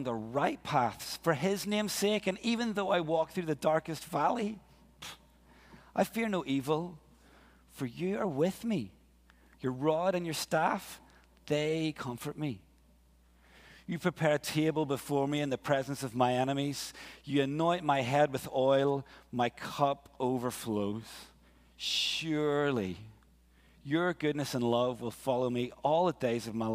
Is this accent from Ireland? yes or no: yes; Ireland; moved away as an adult; also born or lived in Glasgow, Scotland; We're both Irish